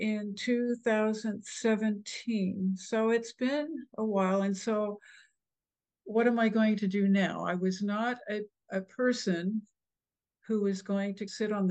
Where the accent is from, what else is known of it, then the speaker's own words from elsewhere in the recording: the prairies in Canada, Canada; also born or lived in Ohio; now in Texas, United States; the Midwest or the prairies in Canada where I grew up